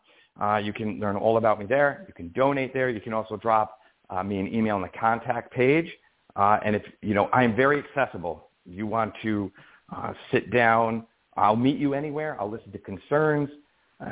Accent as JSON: {"language": "English", "town": "Albany", "region": "New York", "country": "United States", "tie": "born or raised there"}